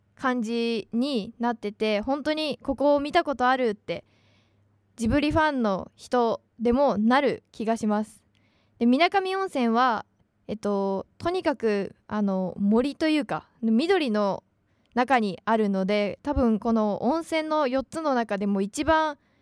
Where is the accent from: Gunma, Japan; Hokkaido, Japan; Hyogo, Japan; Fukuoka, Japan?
Gunma, Japan; 私の出身はですね、群馬県なんですけど